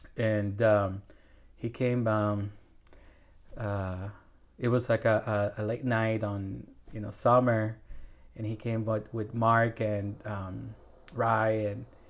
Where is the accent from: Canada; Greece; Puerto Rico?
Puerto Rico; also born or lived in Milwaukee, Wisconsin / Madison, Wisconsin; now in Evansville, United States; I'm originally from Puerto Rico